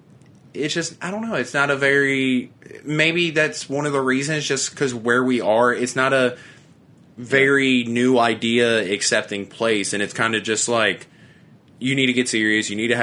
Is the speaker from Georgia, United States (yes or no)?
no; Shepherdsville, Kentucky, United States